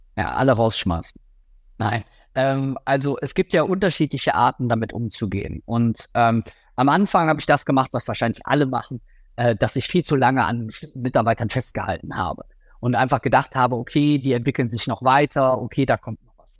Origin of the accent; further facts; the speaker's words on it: Rhineland, Germany; bei uns im Rheinland